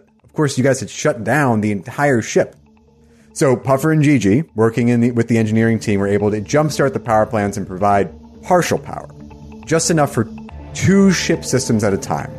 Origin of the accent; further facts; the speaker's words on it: New Jersey, United States; I grew up in New Jersey